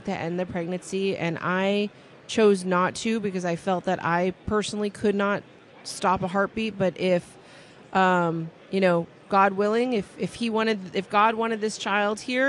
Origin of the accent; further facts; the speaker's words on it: California, United States; I've born and raised in California